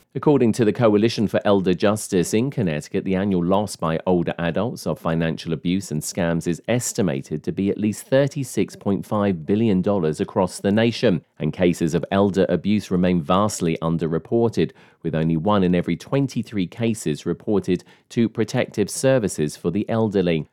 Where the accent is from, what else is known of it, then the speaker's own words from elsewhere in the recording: United Kingdom; moved away; I come from the United Kingdom